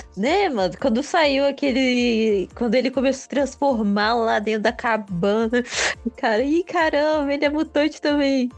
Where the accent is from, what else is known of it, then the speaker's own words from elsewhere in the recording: Brazil; eu sou brasileiro, eu não gosto de carnaval